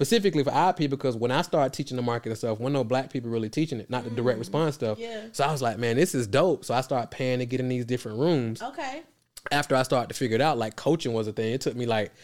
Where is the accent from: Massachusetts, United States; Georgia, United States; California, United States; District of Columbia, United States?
Georgia, United States; Atlanta; I'm from Atlanta. I dropped out of high school in 10th grade